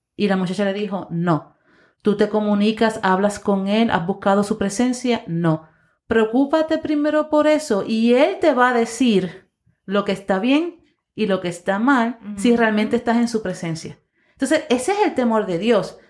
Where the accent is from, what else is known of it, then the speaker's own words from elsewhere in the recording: Puerto Rico; nosotros como puertorriqueños